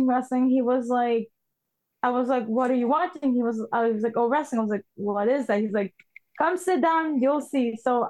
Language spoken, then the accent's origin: English; Montreal, Quebec, Canada; I'm from Montreal, Quebec, Canada, Canadian, French Canadian.